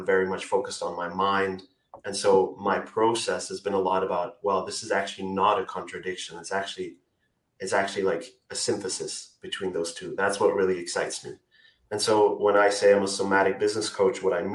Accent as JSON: {"language": "English", "country": "Austria", "said": "I'm from Austria. I'm living in Austria as well right now"}